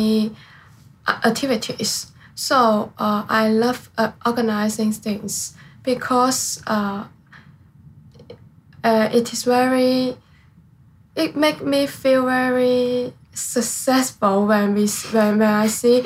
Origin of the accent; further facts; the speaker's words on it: Zhanjiang, Guangdong, China; I'm from Zhangjiang, a city near sea